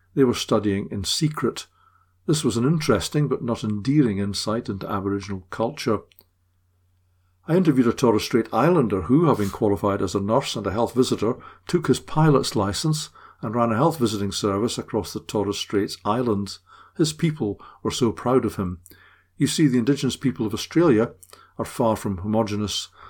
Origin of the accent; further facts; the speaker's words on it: Scotland, United Kingdom; as a Scot